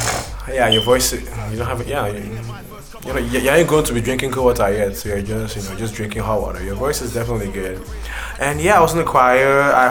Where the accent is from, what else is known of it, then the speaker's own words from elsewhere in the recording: Nigeria; Cause me, I was born in Nigeria.